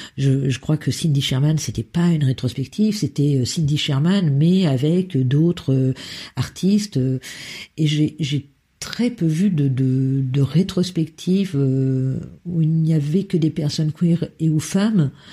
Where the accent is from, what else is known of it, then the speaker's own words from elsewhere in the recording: Berry, Centre-Val de Loire, France; also born or lived in Lille; now in Brussels, Belgium; Je suis née dans le, dans le Berry, une région euh, du centre de la France